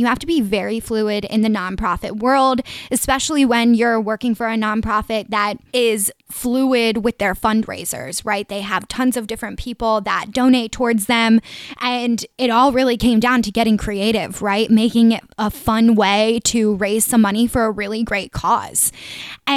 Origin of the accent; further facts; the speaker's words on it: Delaware County, greater Philadelphia area, Pennsylvania, United States; accent: Delco; I'm from the greater Philly area, if you guys couldn't tell from my Delco accent